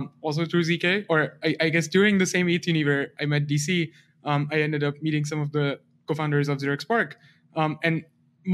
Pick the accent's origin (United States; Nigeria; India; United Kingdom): India; moved away; I grew up in India